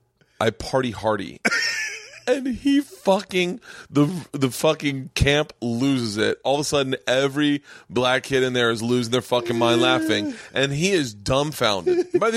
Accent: Tampa, Florida, United States; And I'm from Tampa.

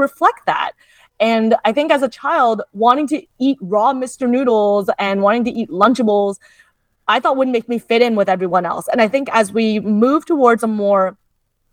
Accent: Canada; I'm the child of immigrants, so I am Canadian born

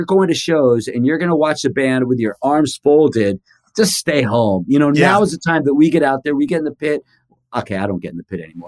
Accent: Los Angeles, California, United States; me being this dumb punk kid from Hollywood

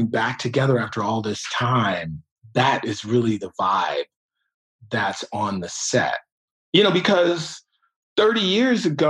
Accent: Detroit, Michigan, United States; I'm from Detroit

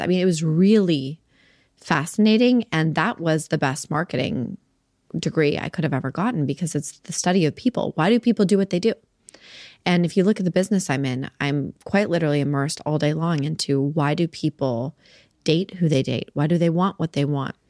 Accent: Salt Lake City, Utah, United States; I grew up in Salt Lake City, Utah

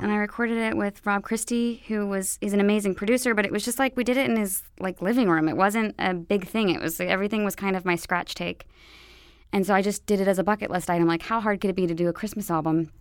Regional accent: Roanoke, Virginia, United States; moved away; I'm from Roanoke, Virginia

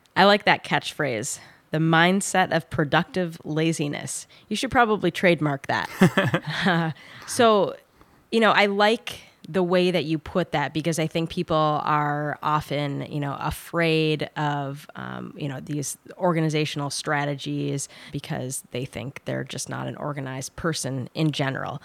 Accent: Minnesota, United States; my home state of Minnesota

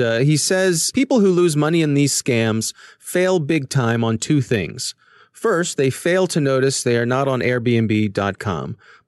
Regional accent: Orlando, Florida, United States; born there; I was born in Orlando, Florida.

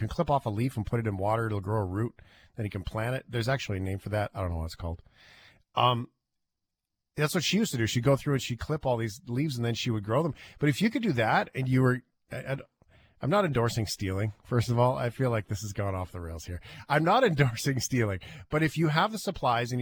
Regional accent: Fort McMurray, Alberta, Canada; moved away; my hometown in Fort McMurray

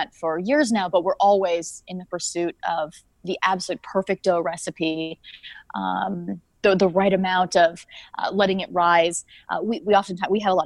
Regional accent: Canada; I'm Canadian.

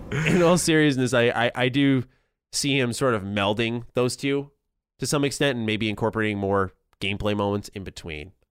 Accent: New York, United States; as a New Yorker

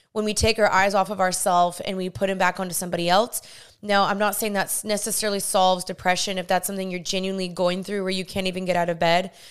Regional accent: Dallas, Texas, United States; moved away; also born or lived in California; I'm from Dallas and I moved to California when I was there

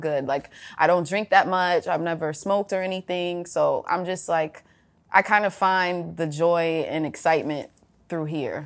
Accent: Atlanta, Georgia, United States; For sis and I, when we were growing up in Atlanta

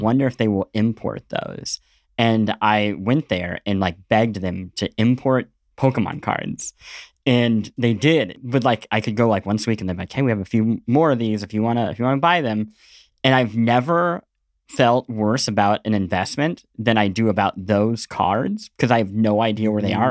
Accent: Midwest, United States; growing up in the Midwest

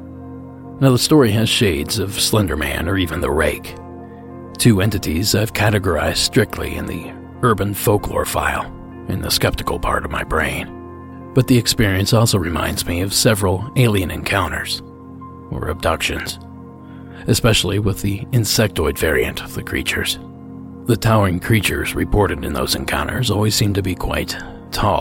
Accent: Ohio, United States; my home state

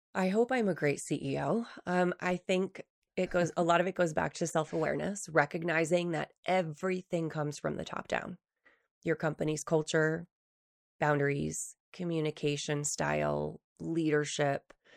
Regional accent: East Coast, New Hampshire, United States; moved away as an adult; now in Utah, United States; when I first moved to Utah from New Hampshire, so, I grew up in the East Coast

